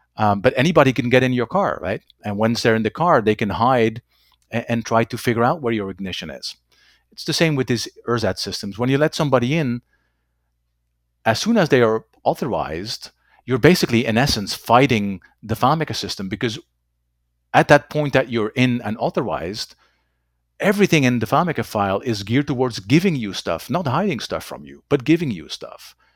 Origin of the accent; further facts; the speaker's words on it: Belgium; first language Dutch; English is a second language; moved away; also born or lived in Germany / Netherlands / United States / Bermuda; Dutch is my, uh, native language, French, English, German. Um, there's a little bit of Latin in there somewhere, um, not enough to, uh, to really call it a language at this point. I have, I am born and raised in Belgium